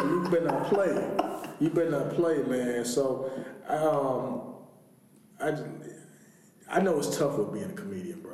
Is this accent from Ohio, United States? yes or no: no; East St. Louis, Illinois, United States; I'm born and raised in East St. Louis